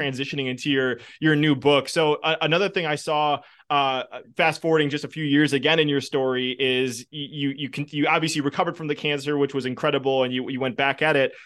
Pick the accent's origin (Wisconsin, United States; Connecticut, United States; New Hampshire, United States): Wisconsin, United States; I'm from Wisconsin